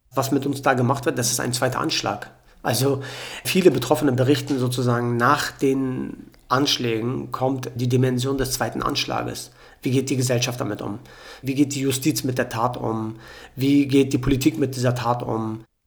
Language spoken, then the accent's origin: German; Hamburg, Germany; also born or lived in Mölln, Schleswig-Holstein; bei uns in Hamburg